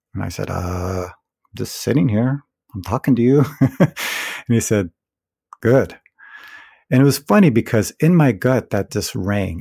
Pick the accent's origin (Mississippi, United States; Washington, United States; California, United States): California, United States; moved away; also born or lived in Providence / Berkeley; I'm originally from California, so, you know, California always felt like home